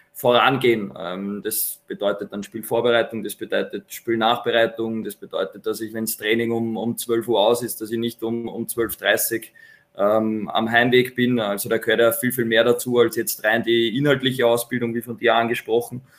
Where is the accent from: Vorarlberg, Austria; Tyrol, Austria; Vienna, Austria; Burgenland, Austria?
Vienna, Austria; moved away as an adult; now in Ried im Innkreis, Austria; als Wiener, bevor ich nach Ried gekommen bin